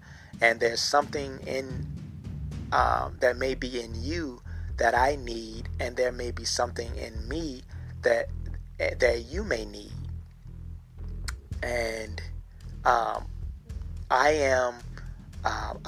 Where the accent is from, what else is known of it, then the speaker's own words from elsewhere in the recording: Norfolk, Virginia, United States; I am from Norfolk, Virginia